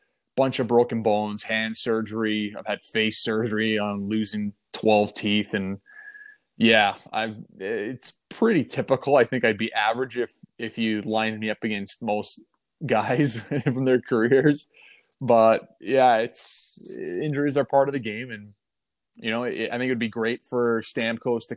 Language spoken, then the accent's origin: English; Toronto, Ontario, Canada; playing with the Marlies in my hometown